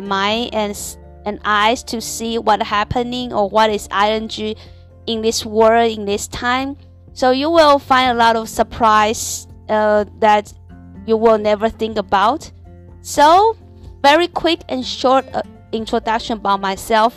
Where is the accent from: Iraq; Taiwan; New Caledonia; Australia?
Taiwan; English is a second language; moved away as an adult; now in Shanghai, China; I'm a Taiwanese and I'm from Taiwan now, work and live in Shanghai